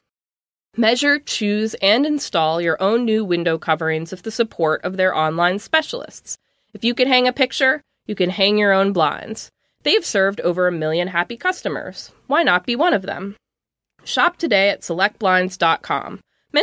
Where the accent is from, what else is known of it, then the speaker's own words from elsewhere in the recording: Illinois, United States; I'm from Illinois, so I know driving around in snow is horrendous.